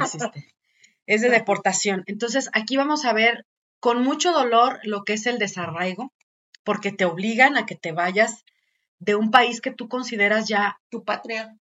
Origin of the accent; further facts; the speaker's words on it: Mexico; en nuestro país